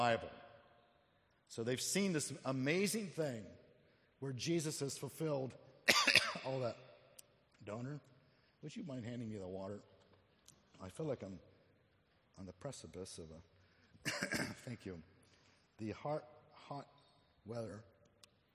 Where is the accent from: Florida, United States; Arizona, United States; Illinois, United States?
Arizona, United States; Phoenix; moved away; I grew up in Phoenix, Arizona